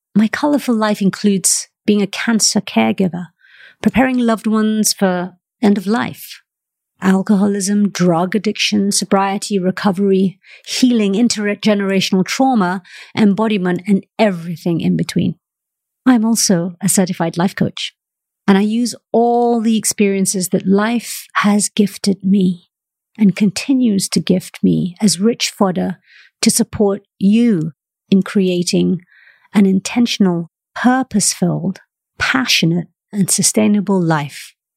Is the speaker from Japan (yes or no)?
no; Malaysia; moved away; also born or lived in United Kingdom; I'm Malaysian-born, and I've spent half my life living in the United Kingdom.